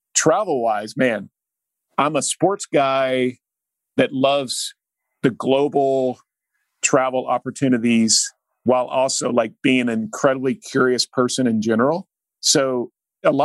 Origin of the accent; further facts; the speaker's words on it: Oklahoma, United States; an Oklahoma kid